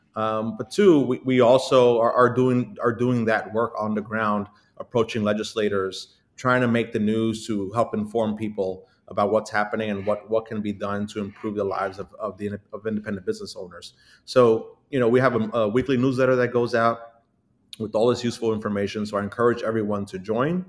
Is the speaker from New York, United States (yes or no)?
yes; Brooklyn, New York, United States; being born and raised and growing up in Brooklyn, uh, lived here my entire life